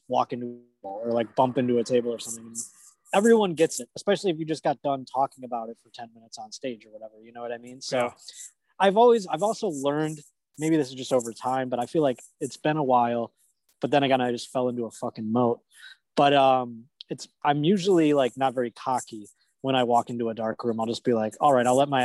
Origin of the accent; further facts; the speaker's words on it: Buffalo, New York, United States; moved away as an adult; now in Los Angeles, United States; I've lived in Buffalo basically all the way up until I moved here